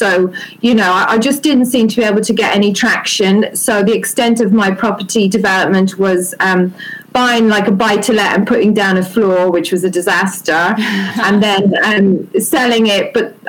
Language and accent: English; Ireland; moved away as an adult; now in United Kingdom; I grew up in Ireland.